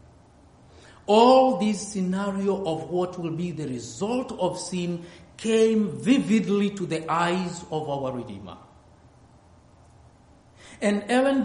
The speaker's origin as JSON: {"language": "English", "region": "near Mount Kilimanjaro", "country": "Tanzania", "said": "I'm from Africa, and good enough, I'm very close to Mount Kilimanjaro, where we have those blue precious stones"}